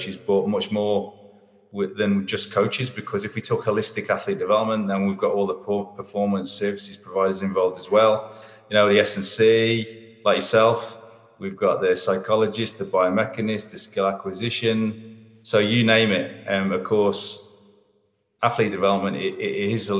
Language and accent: English; England, United Kingdom; also born or lived in Darwin, Australia; now in Melbourne, Australia; I'm English